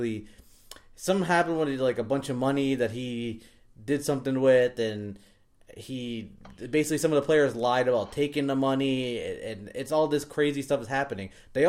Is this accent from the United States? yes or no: no; England, United Kingdom; But yeah, whatever. I'm not English anymore, so whatever.